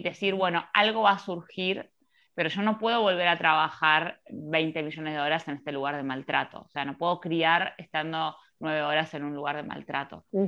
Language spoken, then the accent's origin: Spanish; Mar del Plata, Buenos Aires Province, Argentina; moved away as an adult; now in Buenos Aires, Argentina; vivo en Capital Federal ya hace 11, pero efectivamente soy de Mar del Plata.